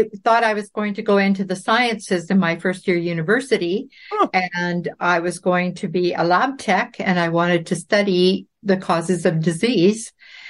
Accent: Claresholm, Alberta, Canada; born there; But I was born in Claire's Home, Alberta, because my dad was a flight instructor in the Air Force at that time.

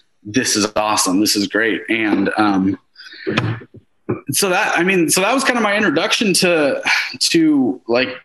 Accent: Seattle, Washington, United States; I was like from Seattle

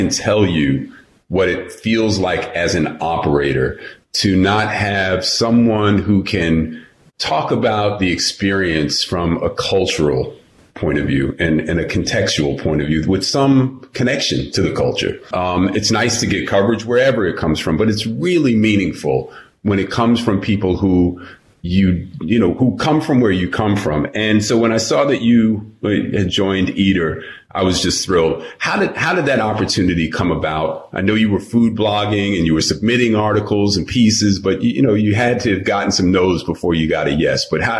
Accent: New York, United States; I'm from New York.

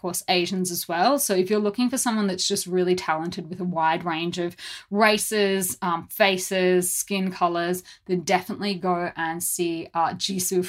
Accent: Brisbane, Queensland, Australia; moved away as an adult; now in South Korea; Brisbane, which is my hometown

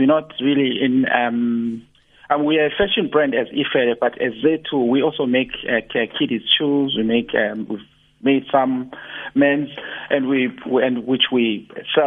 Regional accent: Durban, KwaZulu-Natal, South Africa; moved away as an adult; I moved back to Durban to plow back my skills back to my hometown

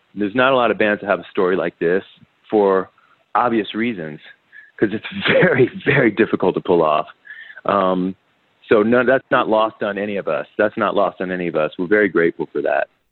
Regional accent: Washington, District of Columbia, United States; I'm from the other Washington, the D.C. one

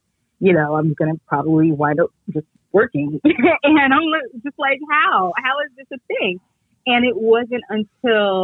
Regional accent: New York City, New York, United States; I grew up in New York City, and we're a very diverse city.

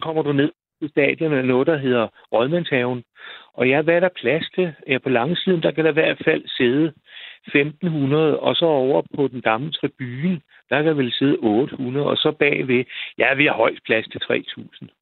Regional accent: Roskilde, Zealand, Denmark; moved away; deroppe, hvor jeg kommer fra

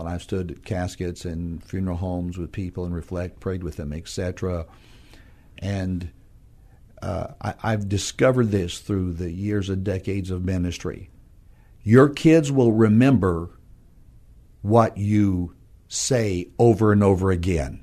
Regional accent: northern New Mexico, United States; moved away as an adult; now in San Antonio, United States; my wife and I are from New Mexico, a small, small town in, uh, northern New Mexico, west of Albuquerque.

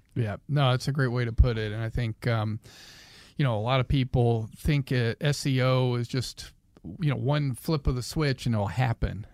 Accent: the South, United States; I grew up in the South

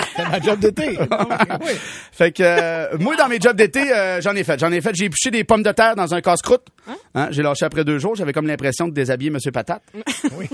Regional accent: Saint-Joseph-de-Kamouraska, Quebec, Canada; je viens de Saint-Joseph-de-Kamouraska.

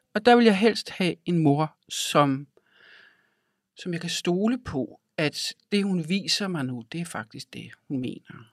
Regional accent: Denmark; also born or lived in Africa; af min barndom har jeg jo tilbragt i Danmark

